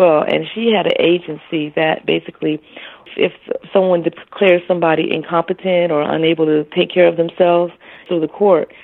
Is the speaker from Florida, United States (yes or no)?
yes; Florida, United States; also born or lived in Toronto, Ontario, Canada; I lived there for about 6 years of my life, basically, and came to Florida via my mother